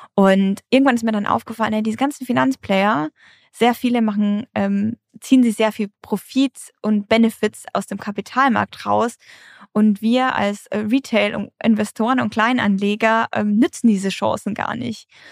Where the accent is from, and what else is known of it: Germany